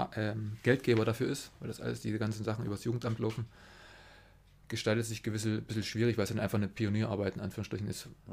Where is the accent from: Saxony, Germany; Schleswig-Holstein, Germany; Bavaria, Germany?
Saxony, Germany; Weißenberg; also born or lived in Berlin; now in Zittau, Germany; Geboren in äh, Berlin und aufgewachsen ähm, bei Weißenberg